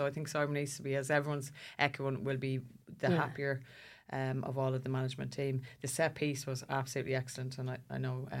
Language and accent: English; Ireland; we're uncomfortable, aren't we, as Irish people?